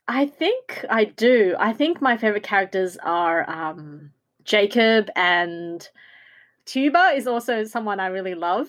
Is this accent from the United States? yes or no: no; Australia; in Australia we don't have many versions of what a Asian woman looks like